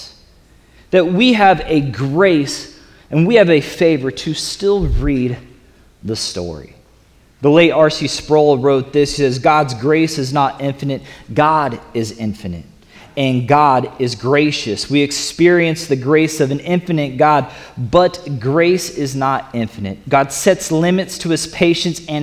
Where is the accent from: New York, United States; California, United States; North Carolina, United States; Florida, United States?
Florida, United States; the South; I'm from the South, and in Florida